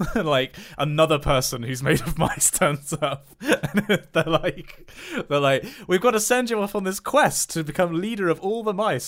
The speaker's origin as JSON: {"language": "English", "area": "West Country", "region": "South West England", "country": "United Kingdom", "said": "I'm from the West Country"}